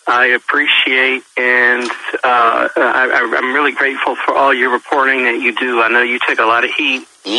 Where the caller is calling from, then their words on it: Pennsylvania, United States; from Pennsylvania.